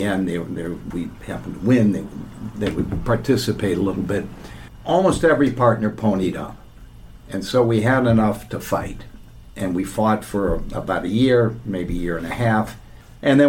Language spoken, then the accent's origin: English; Midwest, United States; I'm from the Midwest